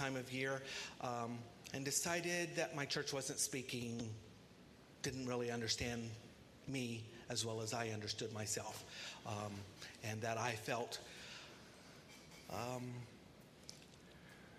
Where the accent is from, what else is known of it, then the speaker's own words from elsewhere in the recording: Martinsville, United States; I'm from Martinsville, family of six kids